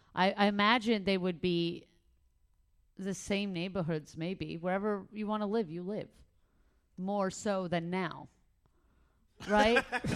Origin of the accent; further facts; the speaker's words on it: New York City, New York, United States; moved away; also born or lived in Canada; I grew up in Crown Heights, and then I moved to Canada.